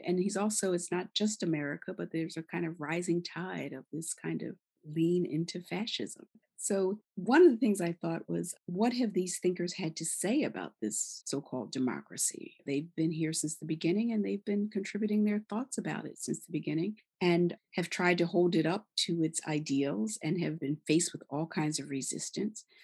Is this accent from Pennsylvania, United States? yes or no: yes; Philadelphia, Pennsylvania, United States; now in New York, United States; Philadelphia, my hometown, even though I live in New York